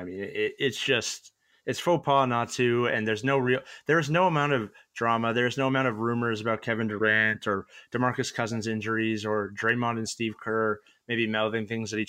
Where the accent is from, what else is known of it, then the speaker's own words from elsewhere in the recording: Canada; I'm Canadian.